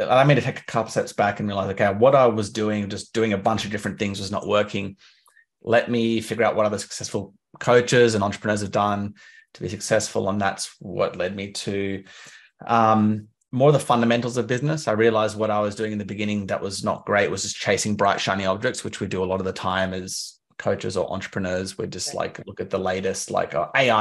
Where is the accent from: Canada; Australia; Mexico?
Australia; Canberra, Australian Capital Territory; moved away; I'm from Canberra. I don't live there anymore.